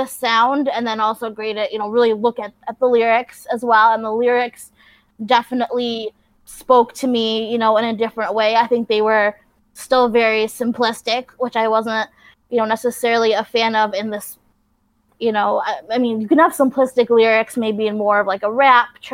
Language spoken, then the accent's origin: English; upstate New York, United States; I am from upstate New York